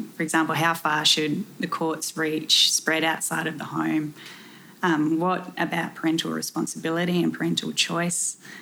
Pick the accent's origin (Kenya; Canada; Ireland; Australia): Australia; South Australia; moved away; I'm originally from South Australia